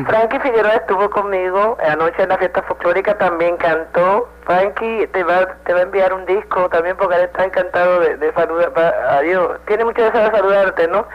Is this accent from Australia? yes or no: no; Río Piedras, Puerto Rico; now in New York, United States; Me crié en Río Piedras y estudié en Río Piedras